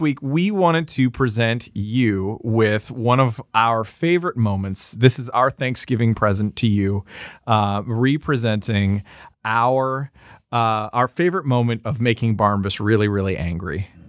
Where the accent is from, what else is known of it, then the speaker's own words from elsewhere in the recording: Canada; as a Canadian